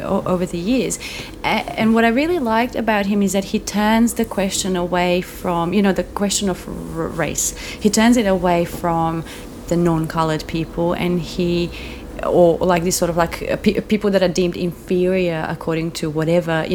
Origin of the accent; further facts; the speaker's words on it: Croatia; now in Melbourne, Australia; my hometown in Croatia